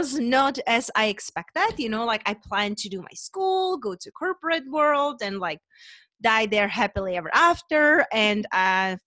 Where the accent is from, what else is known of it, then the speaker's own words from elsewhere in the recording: Czechia; moved away as an adult; also born or lived in London / Spain; now in United States; I'm originally from Czech Republic